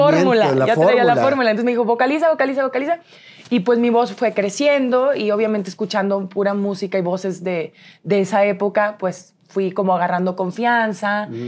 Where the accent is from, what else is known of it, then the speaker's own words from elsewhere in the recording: San Luis Potosí, Mexico; De San Luis Potosí.